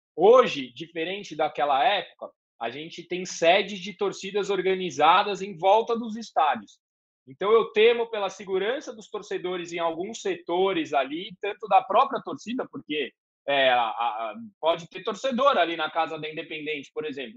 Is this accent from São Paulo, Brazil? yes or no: yes; São Paulo, Brazil; eu cresci vendo clássicos no Morumbi